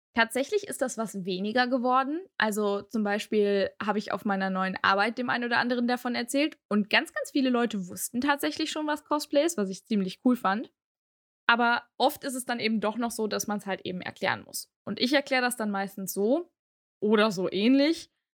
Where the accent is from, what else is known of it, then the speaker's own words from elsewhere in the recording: Aachen, North Rhine-Westphalia, Germany; Ich komme aus Aachen